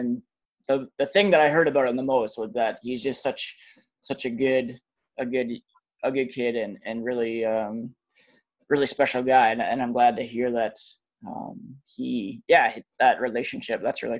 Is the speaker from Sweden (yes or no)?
no; Ontario, Canada; the town that I grew up in Ontario